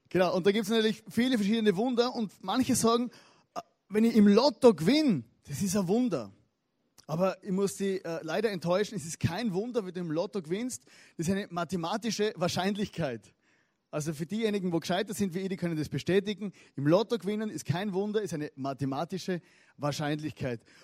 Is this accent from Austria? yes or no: yes; Styria, Austria; Ich komme aus der Steiermark, das wisst ihr ja.